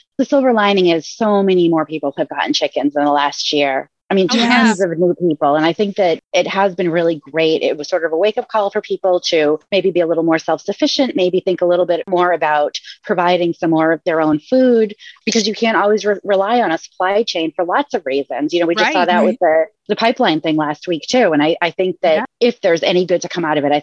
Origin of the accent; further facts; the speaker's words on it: Massachusetts, United States; moved away as an adult; also born or lived in Rhode Island / Pensacola, Florida; now in Maine, United States; I grew up in Massachusetts and went to college in Rhode Island